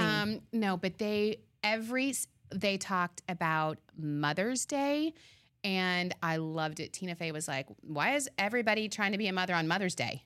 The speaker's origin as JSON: {"language": "English", "region": "Arizona", "country": "United States", "moved": "yes", "lives_now": "Long Island, United States", "said": "I'm a transplant from Arizona"}